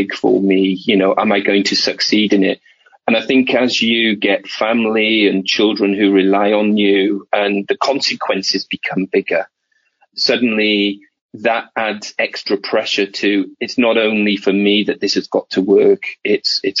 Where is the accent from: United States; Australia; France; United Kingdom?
United Kingdom; Wales; moved away as an adult; I moved away from Wales in my first job